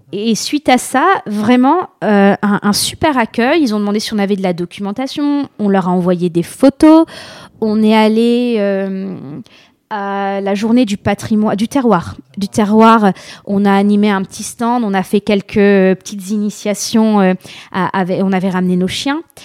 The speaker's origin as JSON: {"language": "French", "town": "La Madeleine", "region": "Hauts-de-France", "country": "France", "tie": "born or raised there", "said": "je suis originaire de la Madeleine, juste à côté de Lille"}